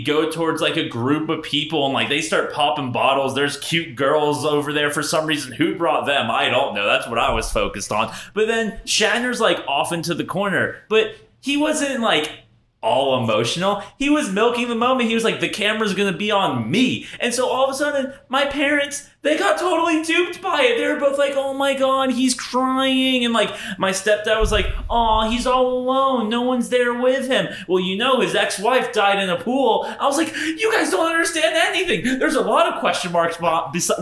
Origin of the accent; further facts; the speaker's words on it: United States; I'm from America